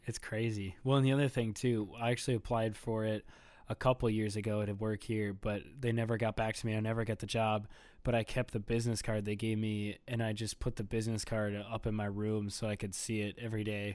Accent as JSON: {"language": "English", "town": "Bloomington", "region": "Minnesota", "country": "United States", "tie": "born or raised there", "also_born_or_lived": "Edina, Minnesota / Richfield, Minnesota", "said": "I was born in Edina, Minnesota, and then I grew up in Bloomington, and now I currently live in Richfield, Minnesota"}